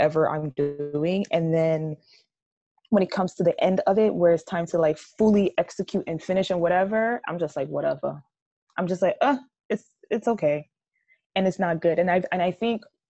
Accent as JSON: {"language": "English", "country": "Jamaica", "said": "I'm so Jamaican"}